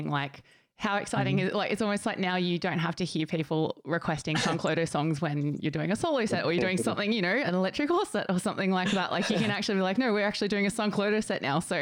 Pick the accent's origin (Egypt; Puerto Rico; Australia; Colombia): Australia; Gold Coast, Queensland; my hometown on the Gold Coast